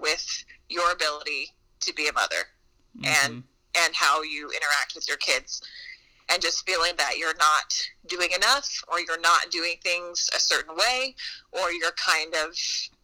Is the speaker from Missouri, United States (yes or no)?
yes; the South, Missouri, United States; I'm from the South, and I like to say I'm from the South, and I live in the South, and Missouri's considered the Midwest, but I'm just like, well, we're really at the bottom of Missouri